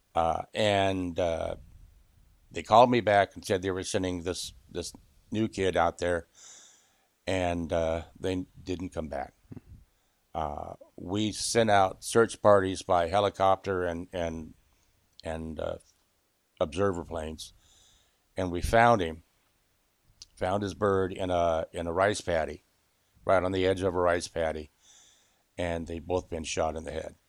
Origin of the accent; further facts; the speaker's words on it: Southern California, United States; being born and raised in Southern California